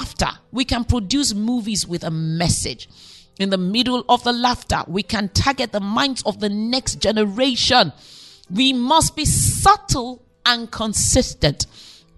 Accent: Nigeria; I'm Nigerian

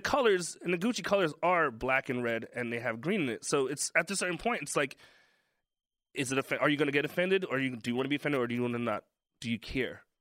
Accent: New York City, New York, United States; I'm black from Brooklyn

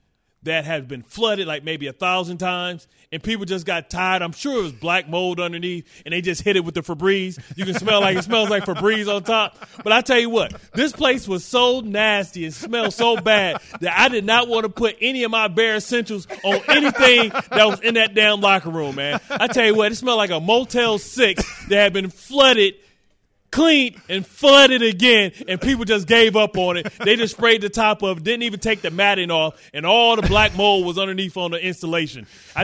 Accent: Detroit, Michigan, United States; People didn't know I was from Detroit.

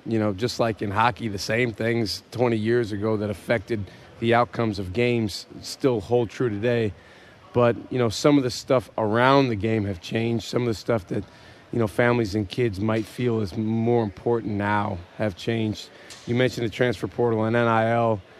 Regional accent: Madison, Wisconsin, United States; I grew up uh, in Madison, Wisconsin

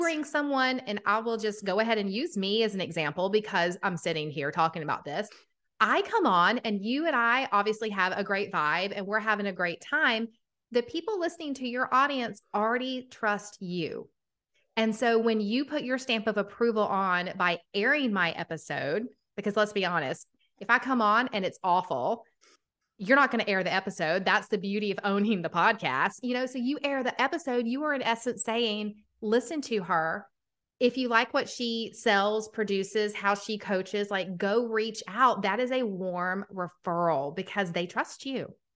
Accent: Atlanta, Georgia, United States; accent: Southern; I'm from Atlanta, Georgia. If you can't hear the Southern accent, it comes out quite often

